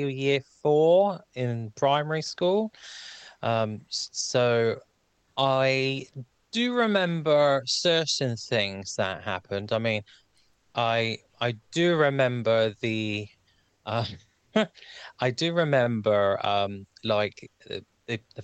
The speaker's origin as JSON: {"language": "English", "country": "Ireland", "said": "being Irish"}